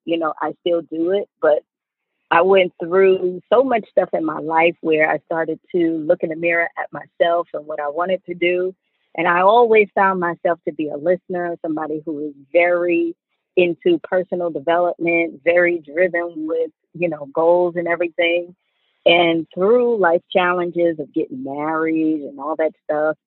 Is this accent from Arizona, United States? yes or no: no; New York City, New York, United States; moved away as an adult; now in Atlanta, United States; I'm originally from the Bronx, New York. I moved here to Atlanta in 1997 to go to college